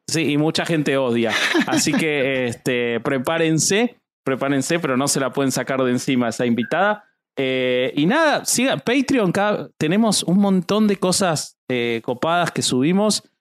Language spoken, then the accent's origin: Spanish; Argentina; yo soy argentino